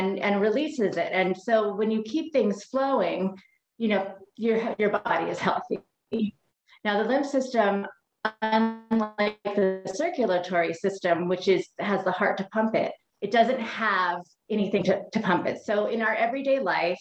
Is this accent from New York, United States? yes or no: no; Hawaii, United States; I am from Hawaii